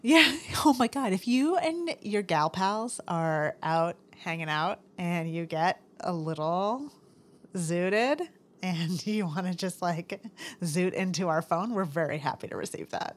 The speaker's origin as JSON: {"language": "English", "country": "United States", "tie": "born or raised there", "said": "growing up in the North Country"}